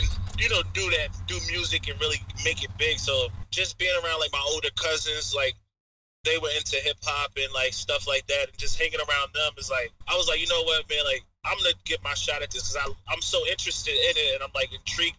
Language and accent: English; Long Island, New York, United States; I'm from Long Island, New York, man. There's a small place that you might have to Google to really know where I'm at, but yeah, man, I'm on the island, man. I'm straight out the island.